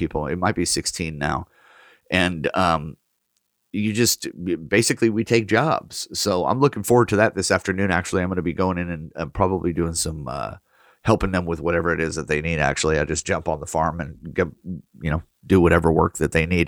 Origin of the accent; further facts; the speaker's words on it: Oregon, United States; my hometown is included on the map in Oregon